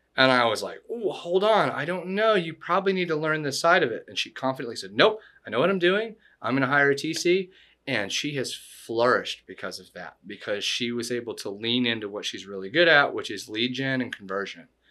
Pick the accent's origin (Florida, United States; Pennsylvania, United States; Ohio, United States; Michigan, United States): Florida, United States; also born or lived in Chattanooga, Tennessee; I was born in Florida